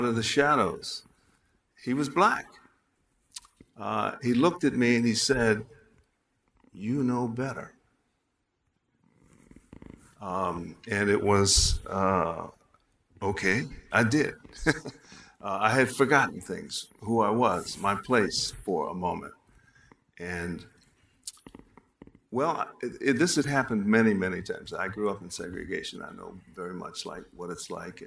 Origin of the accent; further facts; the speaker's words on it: Chicago, Illinois, United States; I was walking down Wabash Avenue in Chicago, my hometown